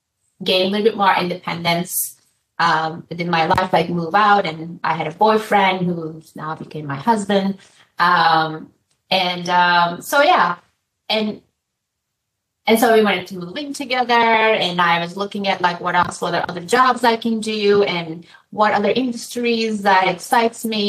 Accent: Turkey; moved away as an adult; now in United States; So I'm from Turkey, and after I graduated from college

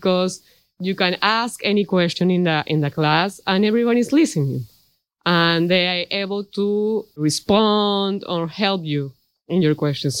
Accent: Lima, Peru; moved away as an adult; now in Ann Arbor, United States; I'm from Lima, Peru.

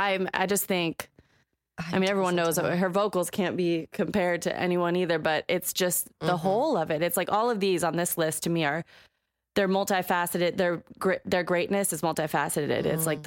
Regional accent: Ellensburg, Washington, United States; growing up in Ellensburg, that's all everybody listened to. And for 7 years of living there, I listened to Fuzzy Radio Station because the hip hop station was the next town over.

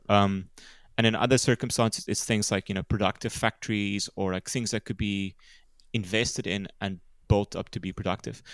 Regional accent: small town just outside Cape Town, Western Cape, South Africa; growing up in South Africa, you know, I grew up in a small town

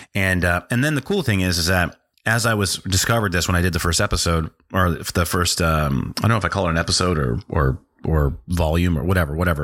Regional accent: North Dakota, United States; also born or lived in Washington, D.C. / South America; we went to, uh, North Dakota. And I spent my formative years that I, that I can remember in North Dakota

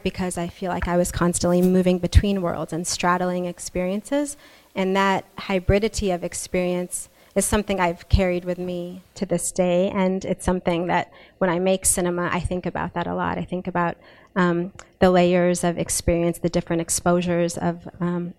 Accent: West Texas, United States; I grew up in West Texas

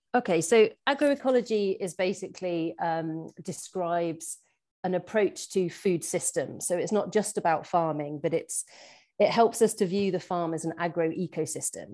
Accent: Shropshire, West Midlands, United Kingdom; moved away as an adult; now in Scotland; I was actually born and brought up in very rural Shropshire

